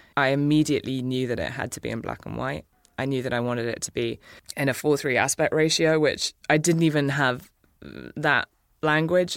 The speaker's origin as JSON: {"language": "English", "region": "England", "country": "United Kingdom", "tie": "born or raised there", "moved": "as an adult", "lives_now": "United States", "said": "I grew up in England with an American mother"}